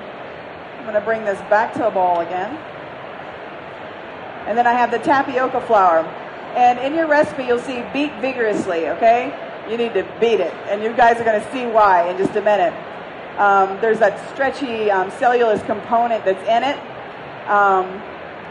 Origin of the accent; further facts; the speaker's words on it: the South, United States; I'm from the South